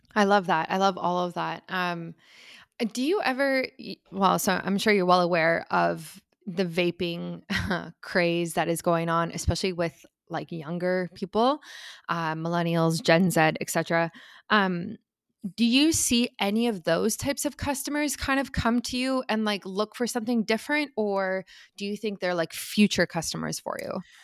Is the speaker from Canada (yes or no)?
no; South Africa; moved away; I'm originally from South Africa